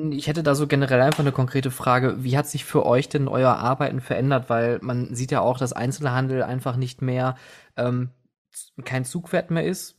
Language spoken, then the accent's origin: German; Oberhausen, North Rhine-Westphalia, Germany; now in Essen, Germany; ich bin gebürtiger Oberhausener und ich kenne das noch in Zeiten vor dem Zentro, äh, also vor 96